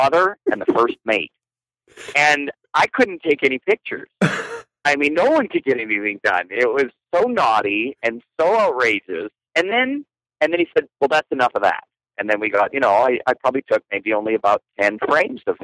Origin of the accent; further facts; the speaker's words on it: Canada; I'm not Russian. I'm Canadian